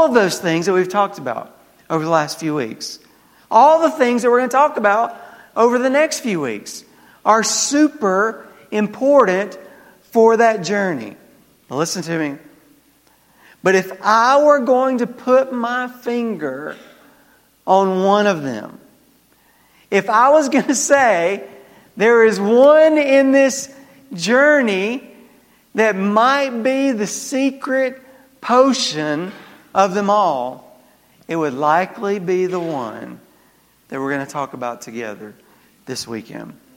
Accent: the South, United States; accent: southern; my southern accent

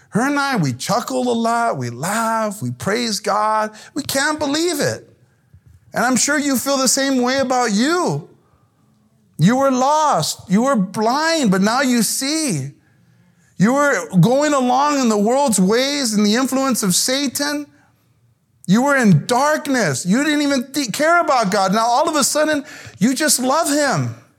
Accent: South El Monte, California, United States; Growing up in El-, South El Monte, which is a hard neighborhood to grow up

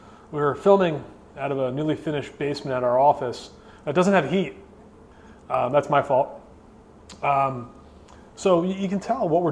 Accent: Philadelphia, Pennsylvania, United States; I come from Philadelphia

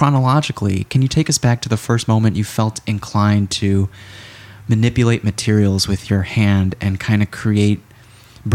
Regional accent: Skokie, Illinois, United States; also born or lived in Morton Grove, Illinois / Palatine, Illinois; I grew up in Skokie.

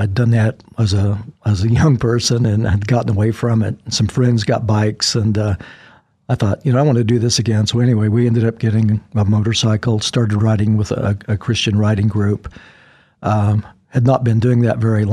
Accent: Potwin, Kansas, United States; also born or lived in Oklahoma; now in Idaho, United States; originally, I was from Kansas. Grew up in a little farming community there called Potwin

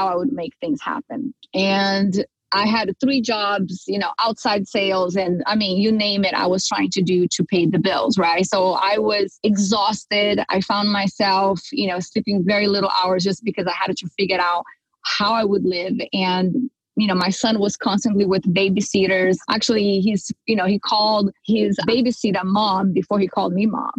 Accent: Brazil; moved away as an adult; now in California, United States; I come from Brazil, and culturally speaking, we are raised, right, to get married, you know, have kids and take care of the house and be a good housewife. So I grew up like, you know, any normal Brazilian girl

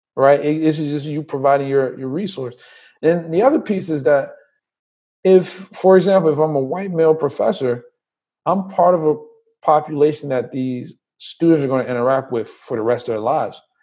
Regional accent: Trenton, New Jersey, United States; also born or lived in Liberia / Willingboro, New Jersey; I was born in Liberia, came here when I was about eight. I grew up in New Jersey, primarily in Trenton

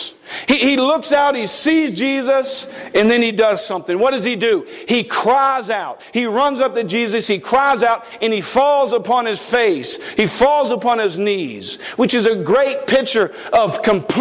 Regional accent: East Coast, United States; moved away; I come from the East Coast. I lived on the beach.

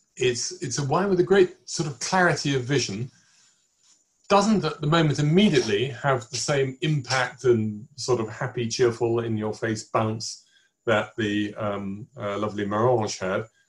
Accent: England, United Kingdom; accent: English; my English accent

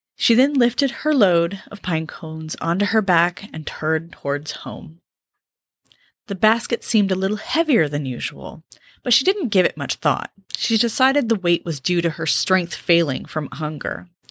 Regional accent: California, United States; moved away as an adult; I grew up in California

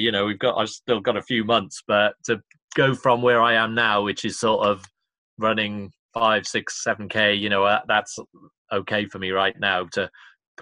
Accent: Cardiff, Wales, United Kingdom; moved away; it's my hometown

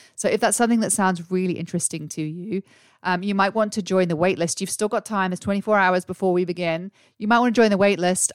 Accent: England, United Kingdom; now in Australia; I'm English, but I live here in Australia.

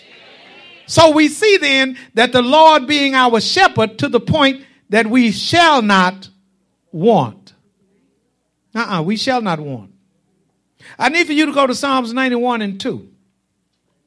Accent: Stony Hill, United States; when I was a child growing up in Stony Hill, and I do be from Stony Hill.

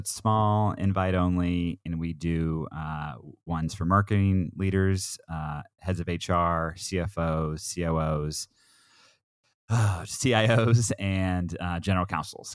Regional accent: Southern Oregon, United States; also born or lived in Portland, Oregon; I'm an Oregon kid. I grew up in Southern Oregon.

